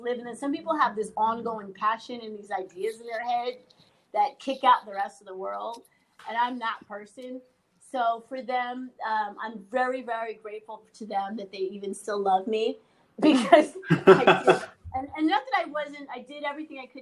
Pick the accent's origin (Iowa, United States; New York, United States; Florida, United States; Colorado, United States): New York, United States; New York City; moved away as an adult; now in Los Angeles, United States; When I grew up in New York, I was 8 years old. I rode the bus from Riverdale to Manhattan every day